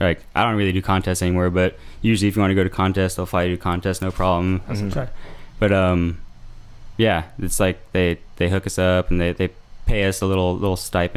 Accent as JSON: {"language": "English", "area": "Bay Area", "region": "California", "country": "United States", "tie": "born or raised there", "also_born_or_lived": "Redwood City, California / Scottsdale, Arizona / Sacramento, California", "said": "I grew up in the Bay Area before like my family moved to Arizona for a little bit. And then we moved back. We were like in Sacramento."}